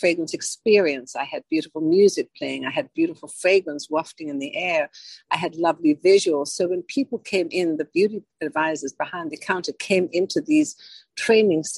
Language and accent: English; Johannesburg, Gauteng, South Africa; moved away; I was born and raised in South Africa from Johannesburg.